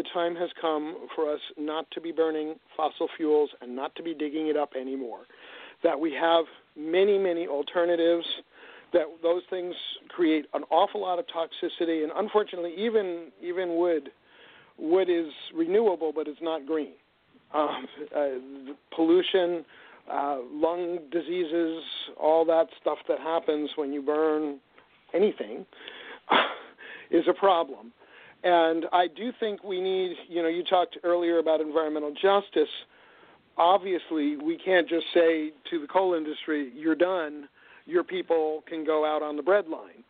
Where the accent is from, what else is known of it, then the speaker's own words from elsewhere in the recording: New York City, New York, United States; moved away; I'm actually from New York City originally